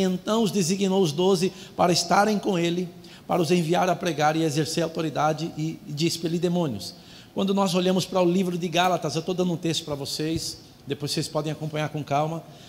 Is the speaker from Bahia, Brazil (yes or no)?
no; São Paulo, Brazil; eu nasci numa família pobre em São Paulo